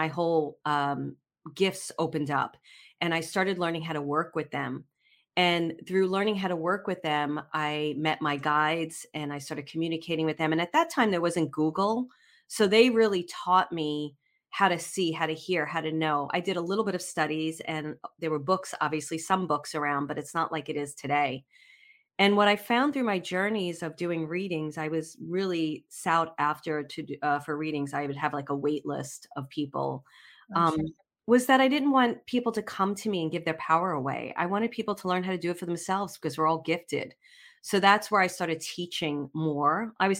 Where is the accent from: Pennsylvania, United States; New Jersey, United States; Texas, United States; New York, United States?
New York, United States; Brooklyn; born there; So I was born in Brooklyn.